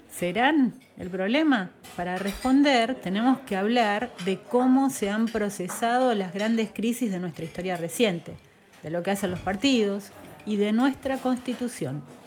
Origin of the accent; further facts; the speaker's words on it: southern Entre Ríos, Argentina; nací y crecí en el sur de Entre Ríos